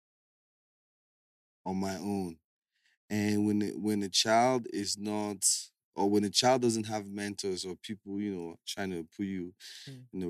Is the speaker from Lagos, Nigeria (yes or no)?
no; Calabar, Cross River, Nigeria; I grew up in Calabar. I grew up in Calabar, nursery, primary, university, a street called Palm Street